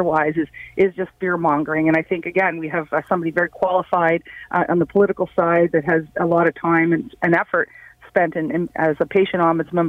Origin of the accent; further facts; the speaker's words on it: the Maritimes, Canada; now in Ottawa, Canada; I grew up in the Maritimes